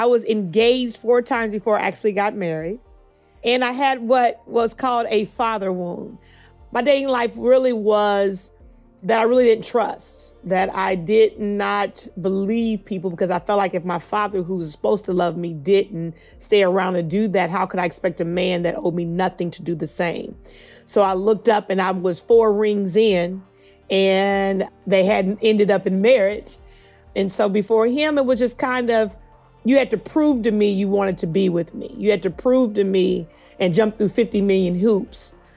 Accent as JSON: {"language": "English", "town": "Indianapolis", "region": "Indiana", "country": "United States", "said": "I'm from Indianapolis, Indiana"}